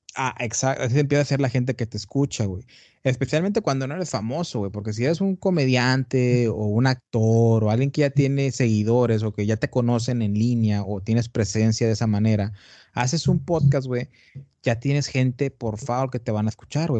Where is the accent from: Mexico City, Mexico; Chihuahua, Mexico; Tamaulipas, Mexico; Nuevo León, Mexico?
Tamaulipas, Mexico; also born or lived in Brownsville, Texas; Yo soy de Tamaulipas, del norte de México.